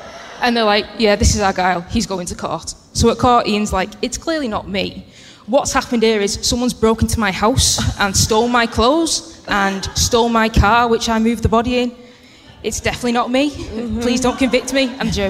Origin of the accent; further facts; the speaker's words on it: St Helens, North West England, United Kingdom; I'm from St. Helens, which is halfway between Manchester and Liverpool.